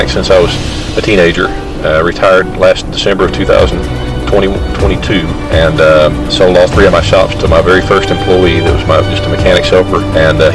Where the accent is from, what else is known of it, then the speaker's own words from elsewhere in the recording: Benbrook, Texas, United States; also born or lived in Dallas, Texas / Mesquite, Texas; My parents moved to Benbrook and September 68 with my dad's job, and lived there ever since.